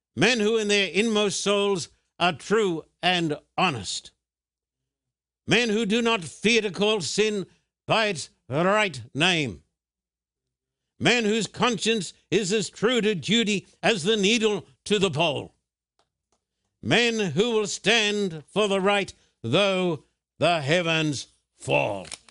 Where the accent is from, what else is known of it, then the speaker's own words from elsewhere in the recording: Australia; moved away; When I was a boy growing up in Australia, I went to a state school